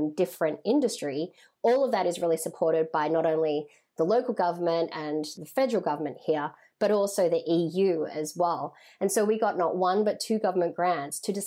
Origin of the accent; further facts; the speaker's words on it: Australia; moved away as an adult; now in New York, United States; I'm Chinese Vietnamese, born and raised in Australia, and I moved to New York to pursue my passion in beauty